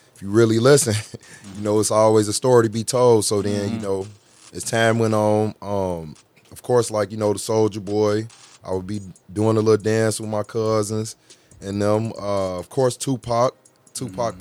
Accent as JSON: {"language": "English", "town": "Chicago", "region": "Illinois", "country": "United States", "said": "I'm from Chicago, from Al west"}